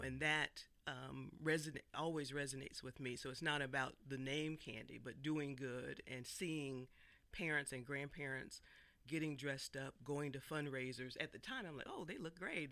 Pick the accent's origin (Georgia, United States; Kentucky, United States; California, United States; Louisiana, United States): Georgia, United States; Atlanta; growing up in Atlanta